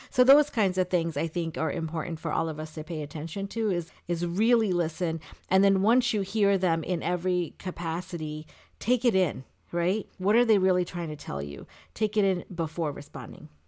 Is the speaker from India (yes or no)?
yes; India; now in United States; I was born in India